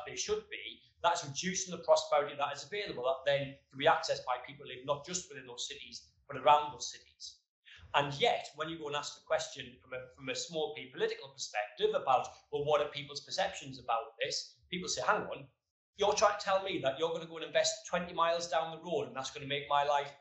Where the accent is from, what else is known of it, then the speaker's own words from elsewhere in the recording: Sunderland, North East England, United Kingdom; now in London, United Kingdom; As someone who gets on the tube every day in North London, but was born in Sunderland